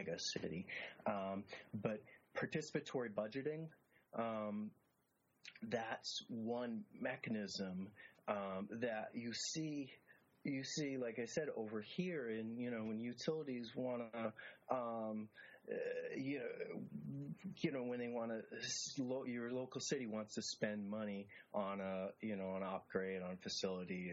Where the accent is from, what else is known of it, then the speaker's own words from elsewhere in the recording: city just north of Boston, Massachusetts, United States; my hometown